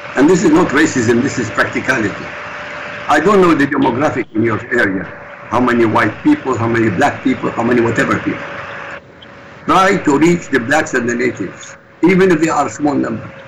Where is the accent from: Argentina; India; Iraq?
Iraq; now in Europe; I'm in Europe. I come from the Middle East, originally from Iraq. I'm a refugee.